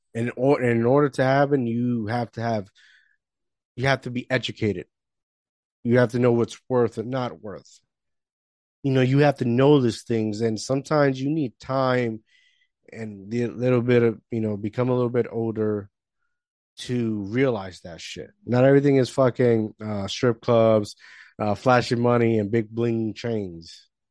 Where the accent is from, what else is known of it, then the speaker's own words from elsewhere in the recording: Puerto Rico; moved away; I grew up in the Caribbean, Puerto Rico